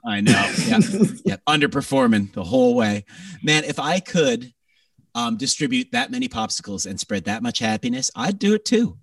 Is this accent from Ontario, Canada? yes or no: yes; Greater Toronto Area, Ontario, Canada; moved away; my hometown has been in lockdown still